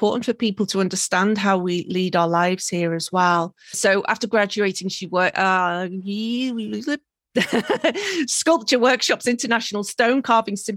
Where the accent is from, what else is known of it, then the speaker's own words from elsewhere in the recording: Merseyside, North West England, United Kingdom; moved away as an adult; now in Tokyo, Japan; I'm from Merseyside